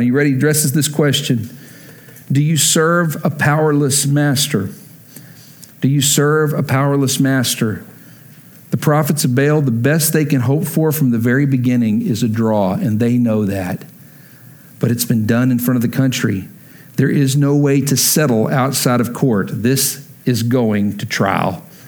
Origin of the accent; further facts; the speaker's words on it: Lubbock, Texas, United States; moved away as an adult; also born or lived in Oklahoma; I grew up in Lubbock, every picture of me as a little kid is me in a Texas Tech shirt